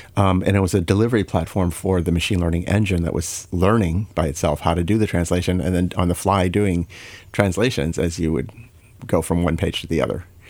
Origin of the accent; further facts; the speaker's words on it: Chicago, Illinois, United States; also born or lived in Saint Louis, Missouri; I was born in Saint Louis, um, and, uh, spent, um, eleven years of my main childhood in, growing up in Illinois, uh, in the Chicago area.